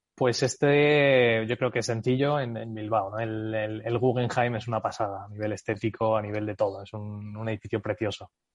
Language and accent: Spanish; United States; first language English and Spanish; moved away as an adult; crecí en Estados Unidos, me fui a Estados Unidos con nueve añitos, eh, estuve ahí hasta los veintimuchos